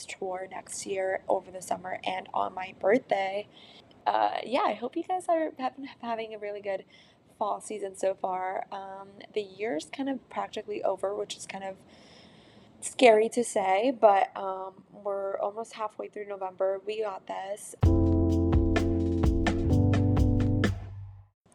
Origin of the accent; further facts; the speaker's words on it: San Francisco, California, United States; my hometown of San Francisco